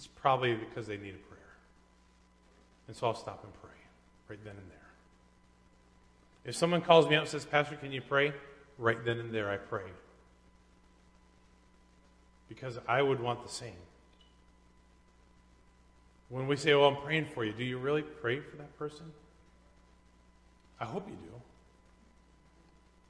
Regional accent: United States; as an American

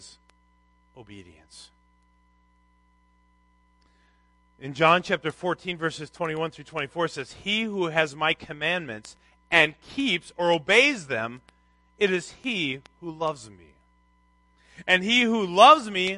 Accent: Minnesota, United States; I grew up in Minnesota

